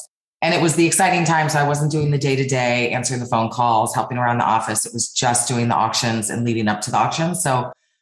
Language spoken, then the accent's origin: English; Denver, Colorado, United States; moved away as an adult; also born or lived in California / New York City / Spain / New Zealand; So I grew up in Denver, Colorado, and I moved to New York City when I was 25 years old